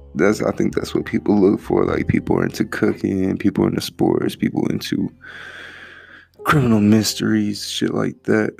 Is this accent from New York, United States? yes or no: no; Texas, United States; A real Texan. I'm from Texas.